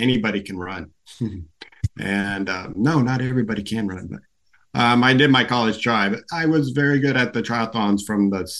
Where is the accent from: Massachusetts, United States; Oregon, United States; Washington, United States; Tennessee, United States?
Oregon, United States; born or raised there; moved away as an adult; also born or lived in Denver, Colorado / Golden, Colorado / Salem, Oregon / Bend, Oregon; now in Orange County, United States